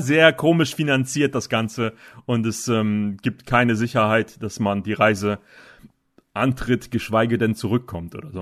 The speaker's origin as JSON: {"language": "German", "region": "Northern Germany", "country": "Germany", "said": "bei uns in Norddeutschland"}